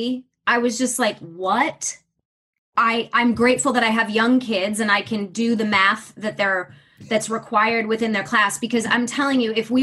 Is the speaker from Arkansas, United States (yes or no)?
no; Michigan, United States; the area I grew up in was incredibly diverse, incredibly accepting